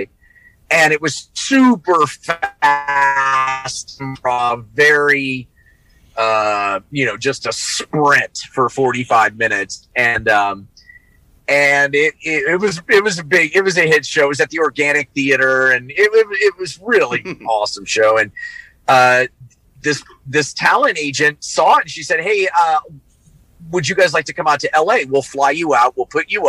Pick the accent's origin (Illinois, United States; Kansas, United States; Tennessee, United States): Kansas, United States; Overland Park; I grew up in Kansas, in Kansas City on the Kansas side, a suburb called Overland Park